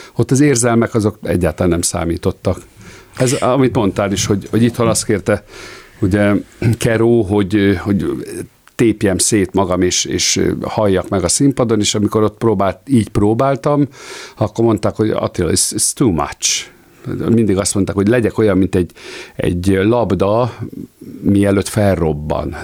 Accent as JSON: {"language": "Hungarian", "country": "Hungary", "said": "mi magyarok vagyunk"}